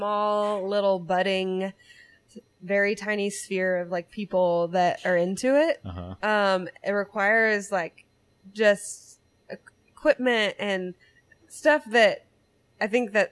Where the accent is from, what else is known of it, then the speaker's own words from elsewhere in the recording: Louisiana, United States; now in Northwest Arkansas, United States; I grew up in Louisiana